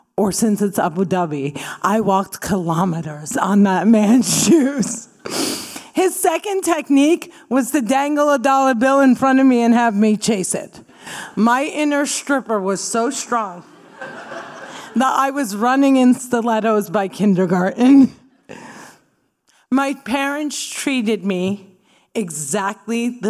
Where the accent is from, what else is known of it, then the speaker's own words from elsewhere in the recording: New Jersey, United States; I grew up in New Jersey